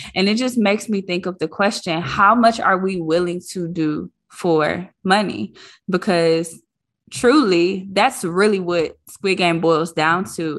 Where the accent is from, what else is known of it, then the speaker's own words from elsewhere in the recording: Detroit, Michigan, United States; I grew up in Detroit public schools